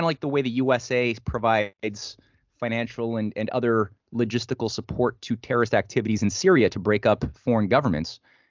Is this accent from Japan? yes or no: no; Canada